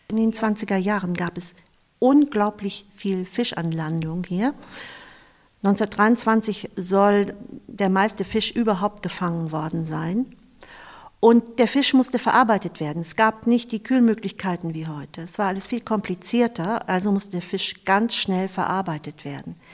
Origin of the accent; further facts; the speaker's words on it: Eckernförde, Schleswig-Holstein, Germany; Ich verbinde ganz viel mit den Orten in Eckernförde und ich bin am Wasser aufgewachsen. Mein Vater, mein Onkel, mein Opa waren äh, Noorfischer, also Binnenfischer.